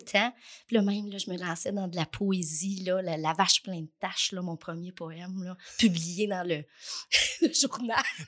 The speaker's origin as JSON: {"language": "French", "town": "Trois-Rivières", "region": "Quebec", "country": "Canada", "tie": "born or raised there", "also_born_or_lived": "Lanaudière, Quebec / Jonquière, Quebec", "lives_now": "Lavaltrie, Canada", "said": "Je suis née à Trois-Rivières. Puis je suis arrivée ici, j'avais 11 ans, en sixième année. Euh, donc, j'ai fait toute mon école secondaire ici, à Thérèse-Martin"}